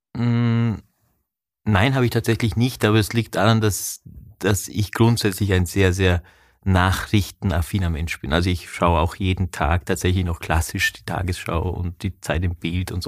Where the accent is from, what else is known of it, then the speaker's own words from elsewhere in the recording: Vorarlberg, Austria; ich komme aus Vorarlberg